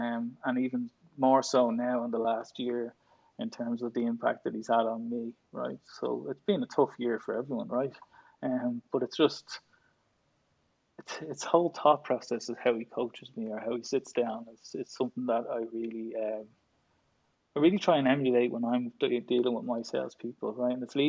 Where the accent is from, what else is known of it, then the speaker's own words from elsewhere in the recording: Dublin, Leinster, Ireland; I did, yeah, born and bred.